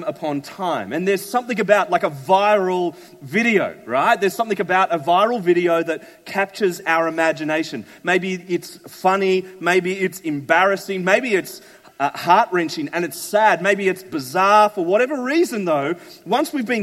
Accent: Sydney, New South Wales, Australia; also born or lived in Melbourne; now in Brisbane, Australia; we moved to Brisbane from Melbourne. We're originally from Sydney

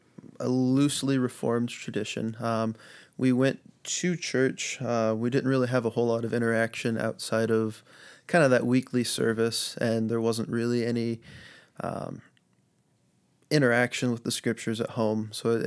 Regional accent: United States; Pretty well born and raised in the Quad Cities. Moved around a little bit just to get out of town, try a different place.

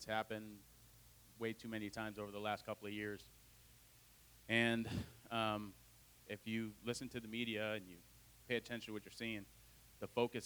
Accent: Adrian, Michigan, United States; moved away as an adult; also born or lived in Toledo, Ohio; I was born in Toledo, Ohio, and when I was two, my mom and I moved to Adrian, Michigan

